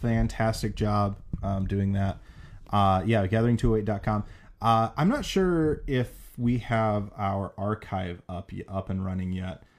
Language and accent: English; South Dakota, United States; now in Boise, United States; growing up in South Dakota